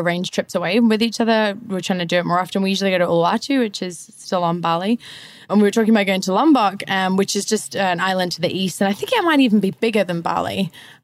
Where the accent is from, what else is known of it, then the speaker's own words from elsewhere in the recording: Zambia; moved away as an adult; also born or lived in United Kingdom / Australia; now in Canggu, Indonesia; I was raised in Zambia. The childhood there was amazing